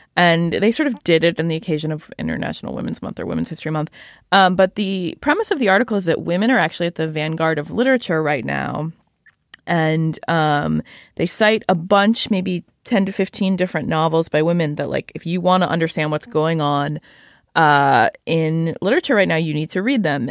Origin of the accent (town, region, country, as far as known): Shaker Heights, Ohio, United States; born or raised there; moved away